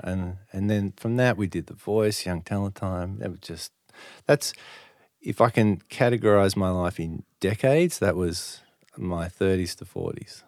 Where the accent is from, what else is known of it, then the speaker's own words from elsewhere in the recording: Sydney, New South Wales, Australia; I grew up in the North Shore